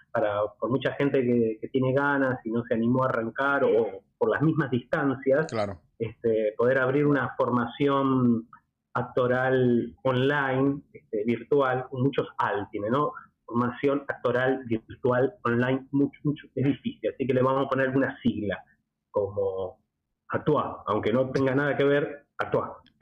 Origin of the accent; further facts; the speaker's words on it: Argentina; also born or lived in Buenos Aires, Argentina; Yo, como argentino